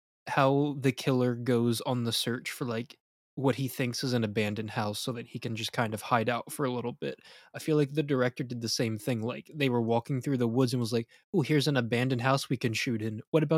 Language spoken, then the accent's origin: English; United States; If that was say me as an American